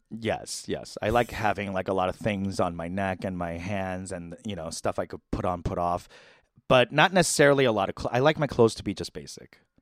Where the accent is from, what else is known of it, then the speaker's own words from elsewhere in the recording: New York, United States; I'm from New York